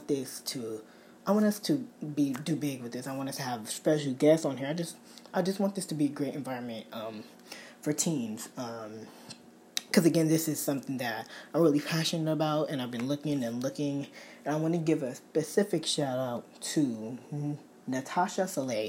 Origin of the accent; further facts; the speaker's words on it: Bay Area, California, United States; I'm from California, Bay Area